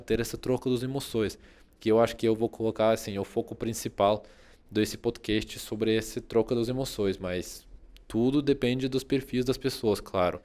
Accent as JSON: {"language": "Portuguese", "country": "Russia", "second_language": "Portuguese", "moved": "as an adult", "lives_now": "Brazil", "said": "eu me mudei da Rússia para o Brasil"}